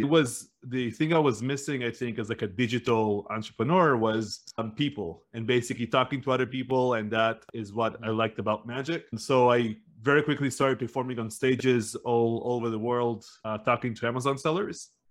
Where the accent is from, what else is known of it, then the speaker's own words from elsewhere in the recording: Northern District, Israel; also born or lived in United States; We lived in like a small town up north in the northern side of Israel.